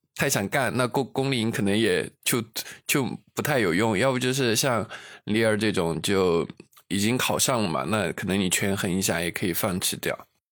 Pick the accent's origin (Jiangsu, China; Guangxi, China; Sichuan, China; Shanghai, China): Sichuan, China; Luzhou; 在泸州，就在我的老家那种城市